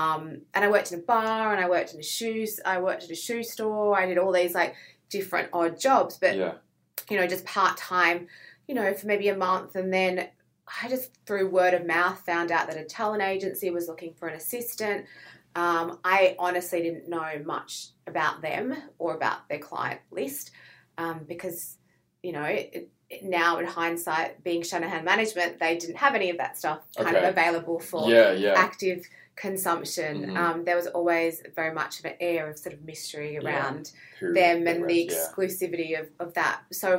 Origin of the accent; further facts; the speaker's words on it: Sydney, New South Wales, Australia; From Sydney.